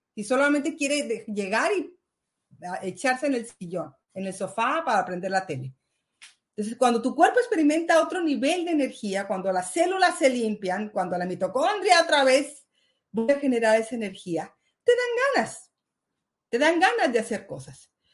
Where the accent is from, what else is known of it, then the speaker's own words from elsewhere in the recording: Mexico; now in Spain; Yo soy mexicana